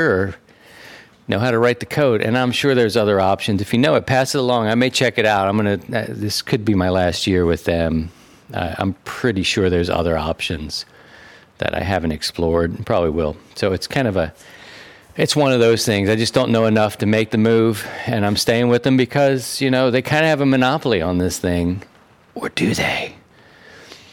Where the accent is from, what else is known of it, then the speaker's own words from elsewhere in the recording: Baltimore, Maryland, United States; also born or lived in Philadelphia; I'm from Baltimore, from a city